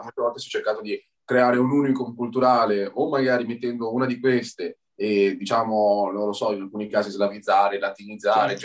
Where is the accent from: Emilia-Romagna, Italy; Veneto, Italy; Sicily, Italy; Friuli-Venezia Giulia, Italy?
Emilia-Romagna, Italy; Bologna; accent: Bolognese; first language Italian; also born or lived in Ferrara; now in Grosseto, Italy; sono emiliano, dopo si sente il mio accento bolognese, però ho vissuto anche a Ferrara